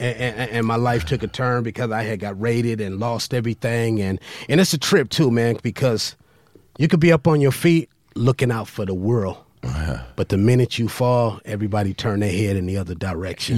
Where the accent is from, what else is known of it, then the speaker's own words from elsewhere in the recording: Compton, California, United States; I grew up in Compton